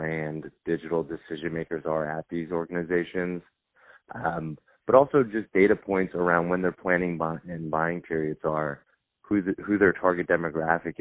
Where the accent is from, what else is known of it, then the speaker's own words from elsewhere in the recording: Long Island, New York, United States; moved away; also born or lived in Georgia; Growing up in Long Island, New York, you know, my parents were hard workers.